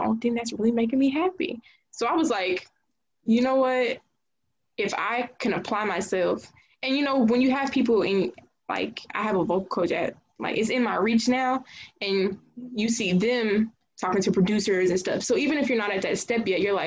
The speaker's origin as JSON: {"language": "English", "town": "Jonesboro", "region": "Georgia", "country": "United States", "tie": "born or raised there", "said": "I'm from Clayton County, specifically, around, like, the Jonesboro area"}